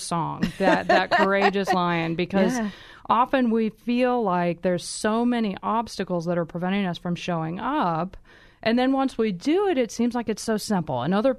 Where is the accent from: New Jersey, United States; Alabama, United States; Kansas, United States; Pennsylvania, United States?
Kansas, United States; How did you know I'm from Kansas, anyway?